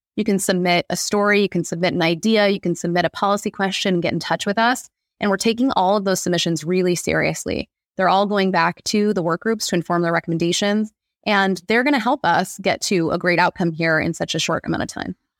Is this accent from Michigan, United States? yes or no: yes; Monroe County, Michigan, United States; moved away as an adult; also born or lived in Brooklyn, New York; now in Detroit, United States; I grew up in Monroe County